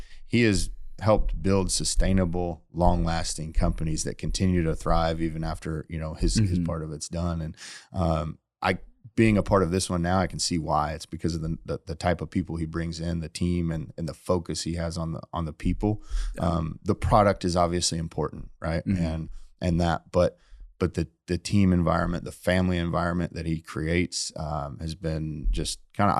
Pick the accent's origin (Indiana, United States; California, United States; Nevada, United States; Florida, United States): Indiana, United States; I grew up in Indiana.